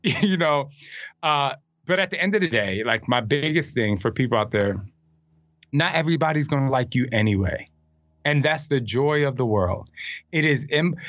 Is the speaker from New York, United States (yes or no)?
no; New Jersey, United States; I'm from Jersey.